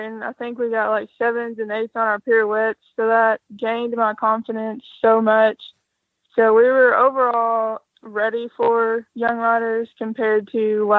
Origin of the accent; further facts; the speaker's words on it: Henderson, Kentucky, United States; I'm from Henderson, Kentucky.